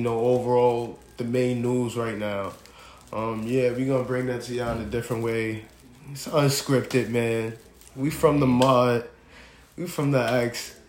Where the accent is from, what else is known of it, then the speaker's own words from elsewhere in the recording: New York City, New York, United States; From the Bronx, you know, born and raised.